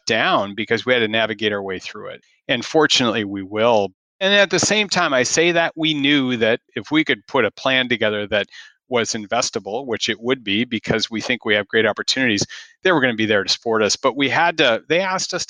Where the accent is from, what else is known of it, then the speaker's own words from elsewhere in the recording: Minnesota, United States; moved away as an adult; Growing up in Minnesota